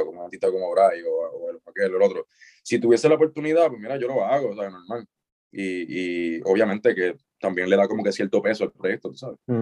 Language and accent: Spanish; Isabela, Puerto Rico; moved away as an adult; also born or lived in Mayagüez; soy de Isabela